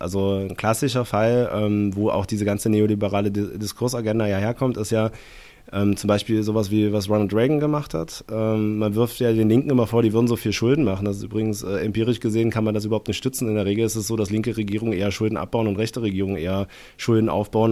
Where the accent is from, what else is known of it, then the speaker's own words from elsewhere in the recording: East Germany, Germany; bin ich Ossi